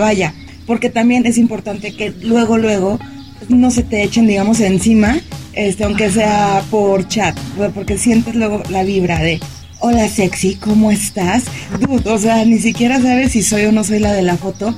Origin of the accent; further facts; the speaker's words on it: Mexico; de México, este, vengo a Barcelona por trabajo